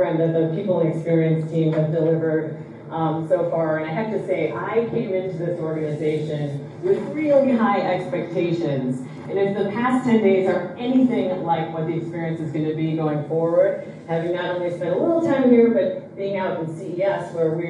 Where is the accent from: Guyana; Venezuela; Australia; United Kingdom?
Australia; I'm Australian